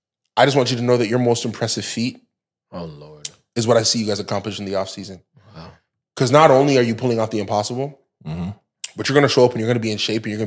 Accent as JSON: {"language": "English", "town": "Brampton", "region": "Ontario", "country": "Canada", "tie": "born or raised there", "said": "as a young man like myself, growing up in Canada and Brampton"}